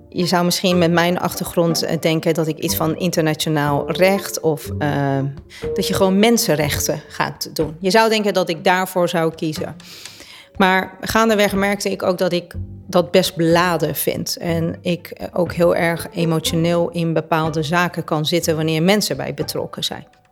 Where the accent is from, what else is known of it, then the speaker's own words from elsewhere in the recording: Tehran, Tehran Province, Iran; now in Netherlands; Ik ben in Teheran geboren, dus de hoofdstad van Perzië